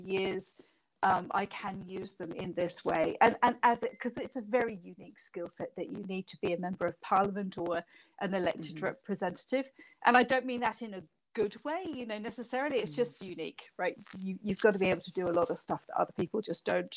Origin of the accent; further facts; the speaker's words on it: United Kingdom; moved away as an adult; now in New Zealand; you can probably hear from my accent, I'm not a New Zealander. I was from Britain